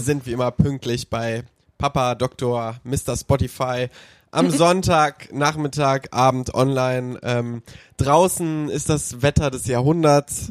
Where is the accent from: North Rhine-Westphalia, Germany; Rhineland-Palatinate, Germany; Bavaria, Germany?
North Rhine-Westphalia, Germany; Cologne; als Kölner